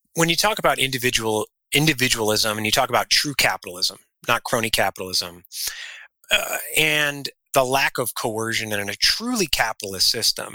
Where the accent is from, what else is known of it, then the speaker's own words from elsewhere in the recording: Illinois, United States; moved away as an adult; also born or lived in South Carolina; now in Arizona, United States; we're originally from Illinois